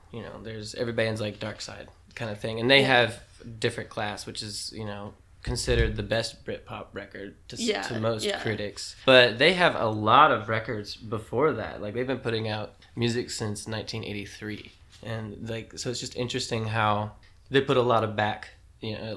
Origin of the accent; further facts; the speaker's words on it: Tullahoma, Tennessee, United States; now in Nashville, United States; my hometown buddies from Tullahoma, Tennessee, and we've been friends for almost our whole lives